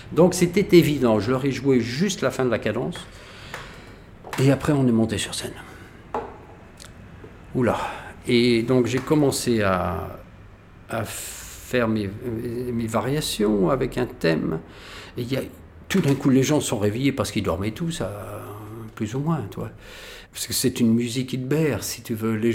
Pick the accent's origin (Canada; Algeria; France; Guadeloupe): Algeria; born there; toute ma famille était là, les pieds noirs, parce que je suis né en Algérie.